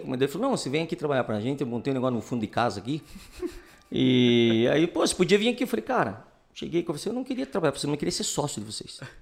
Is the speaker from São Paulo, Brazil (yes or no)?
no; Curitiba, Paraná, Brazil; Eu sou curitibano, nascido aqui.